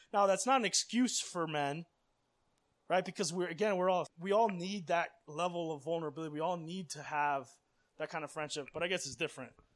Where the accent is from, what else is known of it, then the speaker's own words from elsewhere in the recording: Miami, Florida, United States; I grew up in Miami